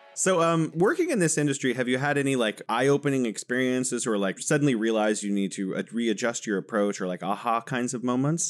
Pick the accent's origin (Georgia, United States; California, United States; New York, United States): California, United States; now in Wuhan, China; I'm originally from California, but I'm located in beautiful Wuhan, China